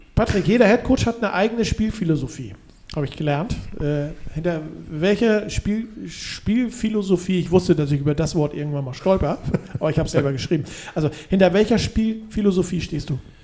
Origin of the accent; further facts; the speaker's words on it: Hamburg, Germany; wir Hamburger